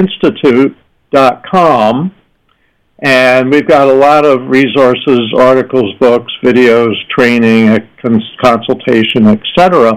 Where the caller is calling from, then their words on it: San Diego, California, United States; I'm calling in from San Diego.